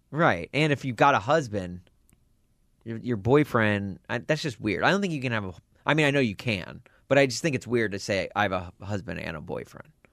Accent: Nashville, Tennessee, United States; also born or lived in Southern California; now in Chicago, United States; I'm from Nashville originally

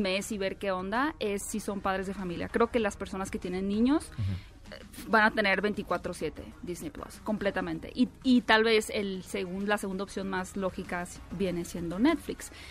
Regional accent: northern Mexico, Mexico; accent: norteña; soy como norteña, así salvaje

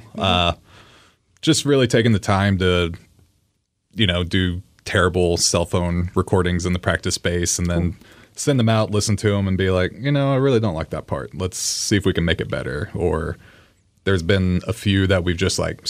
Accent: the South, United States; now in Seattle, United States; I grew up in the South

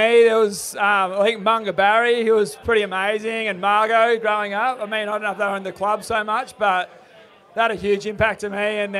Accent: Burleigh Heads, Queensland, Australia; It was growing up in Burley, it was a bit of a different place.

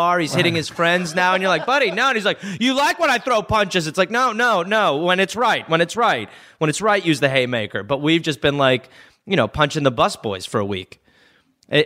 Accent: United States; as an American who is living in America

